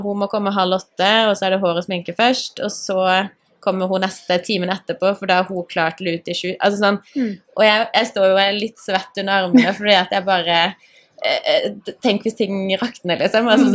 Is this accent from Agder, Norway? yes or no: yes; Grimstad, Agder, Norway; moved away; also born or lived in Engeløya; vi har vokst opp i samme gate. Mm. Og så, etter at jeg flytta fra Grimstad